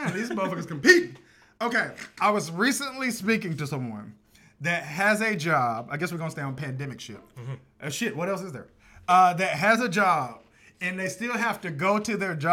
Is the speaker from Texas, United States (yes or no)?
yes; Texas, United States; now in Florida, United States; I'm from Texas